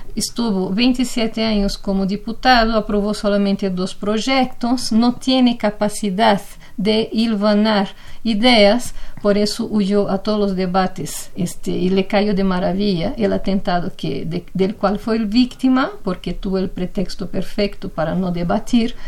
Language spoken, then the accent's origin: Spanish; Brazil; now in Mexico; lo que pasa en mi país